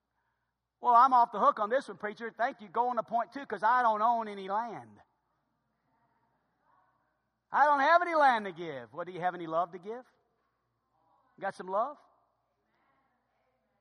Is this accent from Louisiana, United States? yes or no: yes; New Orleans, Louisiana, United States; moved away; I grew up in New Orleans, Louisiana